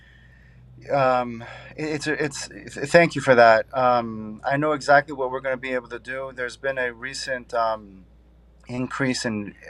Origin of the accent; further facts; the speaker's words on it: Syracuse, New York, United States; I grew up upstate New York in Syracuse.